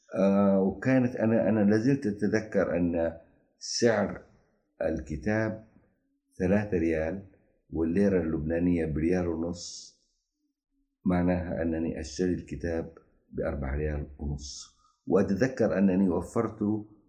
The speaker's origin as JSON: {"language": "Arabic", "town": "Jeddah", "region": "Makkah Province", "country": "Saudi Arabia", "tie": "born or raised there", "also_born_or_lived": "Mecca", "said": "نحن أبناء الرويس"}